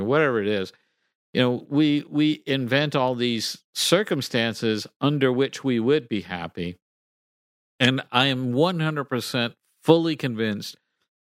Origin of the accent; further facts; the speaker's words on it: Texas, United States; I grew up in Texas